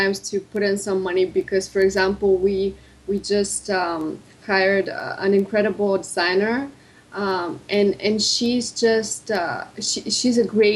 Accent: Bulgaria; moved away as an adult; also born or lived in Rome / England / United States; Right now I'm in Bulgaria. I was born and raised here.

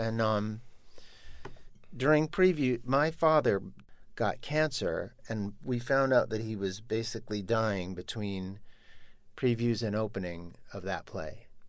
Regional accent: New York, United States; growing up in New York

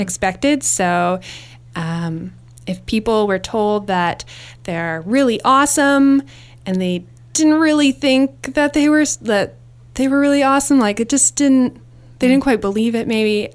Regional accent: Winnipeg, Manitoba, Canada; moved away as an adult; I grew up in Winnipeg, Manitoba

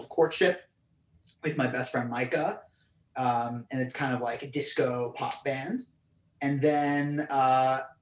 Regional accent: Portland, Oregon, United States; I was born in Portland, Oregon, and I grew up playing in a bunch of punk rock bands

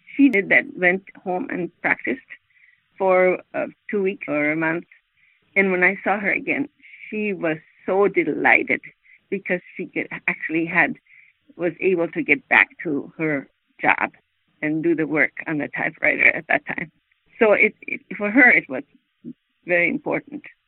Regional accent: Sweden; moved away as an adult; now in United States; I'm not from America directly, but I'm directly from Sweden. And I lived and worked there most of my growing up years.

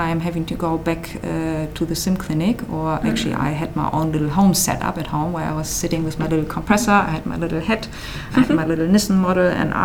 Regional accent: Germany; moved away as an adult; now in Adelaide, Australia

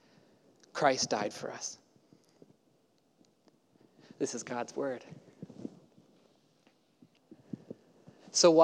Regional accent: Houston, Texas, United States; now in Portland, United States; I grew up in Houston, Texas, and so the y'all is in my blood, but I don't get to use it too much in Portland

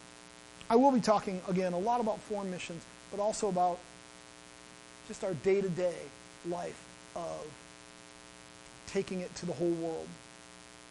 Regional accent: Midwest, United States; moved away; I'm from the Midwest and we do everything over food there

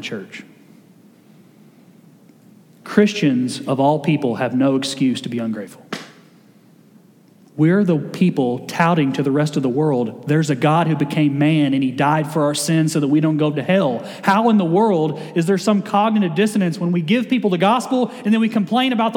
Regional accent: Kentucky, United States; I grew up in Kentucky, we didn't play football well, so we all played basketball

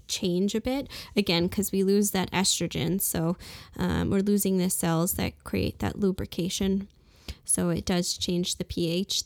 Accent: Brooklyn, New York, United States; also born or lived in England / Saint Martin; now in Fargo, United States; I'm originally from Brooklyn, New York, and I, uh, lived in a few different places like England and Saint Martin

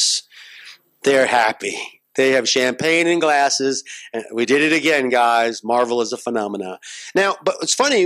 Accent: United States; as an American

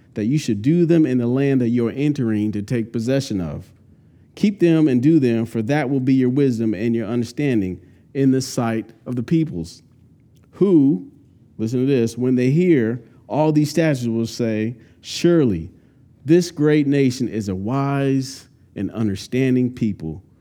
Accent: California, United States; now in North Carolina, United States; I'm from California, went to Santa Cruz Beach almost once a month, cool weather.

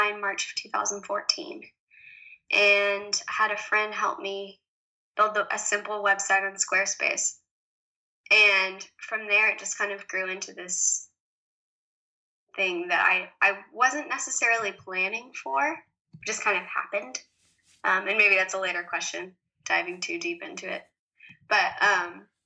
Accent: the South, United States; moved away as an adult; also born or lived in New York City / Paris; I was born and raised in the South, surrounded by lots of country music and lovely, lovely people

